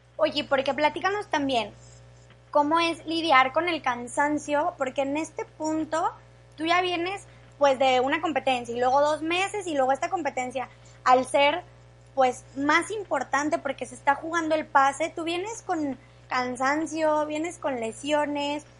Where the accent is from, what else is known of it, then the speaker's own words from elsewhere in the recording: Mexico; como mexicanos